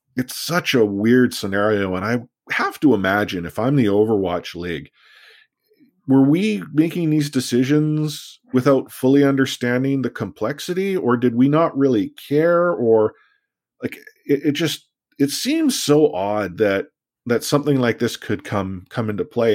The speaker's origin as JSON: {"language": "English", "country": "Canada", "said": "we're Canadian"}